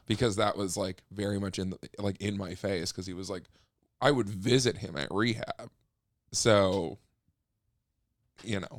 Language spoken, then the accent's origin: English; Minneapolis, Minnesota, United States; moved away; also born or lived in Ely, Minnesota; I grew up there and I grew up in Ely, Minnesota, which is, like, way up north